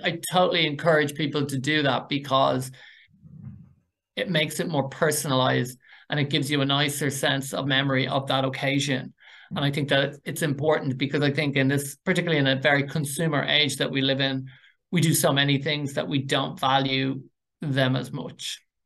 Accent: Dublin, Leinster, Ireland; I'm from North Dublin.

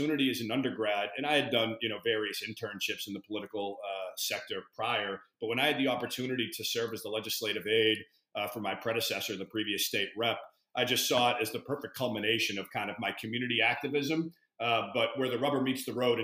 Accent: Boston, Massachusetts, United States; I am born and raised in East Boston

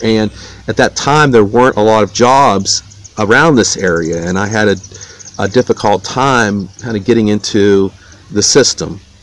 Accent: Wheeling, West Virginia, United States; I grew up in Wheeling, West Virginia

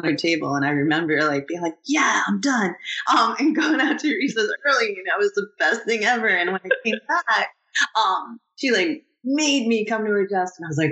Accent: Oxford Mills, Ontario, Canada; moved away; I grew up in Oxford Mills when I was little

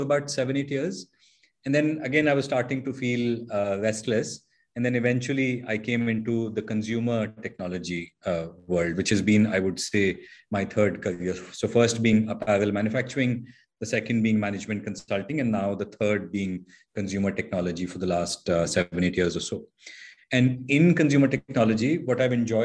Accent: Dehradun, Uttarakhand, India; moved away as an adult; also born or lived in Mussoorie / Pune; I grew up in Dehradun, northern part of India.

